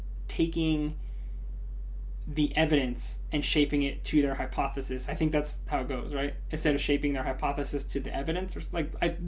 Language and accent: English; United States; I'm an American